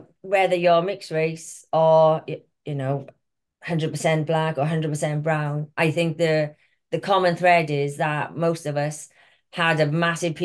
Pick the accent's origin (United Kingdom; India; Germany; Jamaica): United Kingdom; Wales; I'm really from Wales.